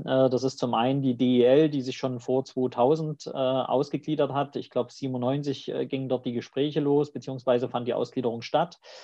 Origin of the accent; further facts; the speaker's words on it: East Germany, Germany; accent: eastern German dialect; also born or lived in Leipzig; ich komme aus dem Osten, hört man auch am Dialekt, brauche ich auch nicht verheimlichen